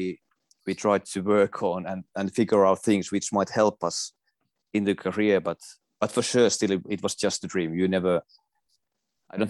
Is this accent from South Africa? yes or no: no; Finland; also born or lived in Jyväskylä, Finland; I drove 100 kilometers to my hometown